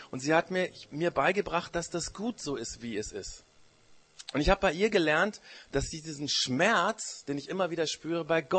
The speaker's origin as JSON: {"language": "German", "country": "Japan", "tie": "born or raised there", "lives_now": "Germany", "said": "Das Problem war nur, in dem Land, wo ich aufgewachsen bin, war ich auch der Ausländer. Da wurde ich immer Gaijin genannt. Das ist der japanische, das japanische Schimpfwort für Ausländer."}